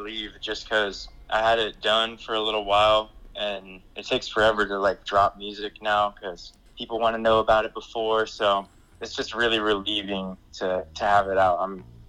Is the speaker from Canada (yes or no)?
no; Alaska, United States; now in Los Angeles, United States; I'm actually calling from LA. I moved down here, got like a 9-month lease. I go back to Alaska every year though.